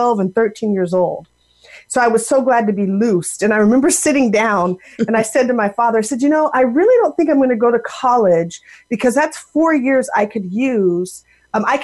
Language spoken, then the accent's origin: English; Seattle, Washington, United States; moved away as an adult; now in Raleigh, United States; I am originally from the Seattle, Washington area. And grew up out there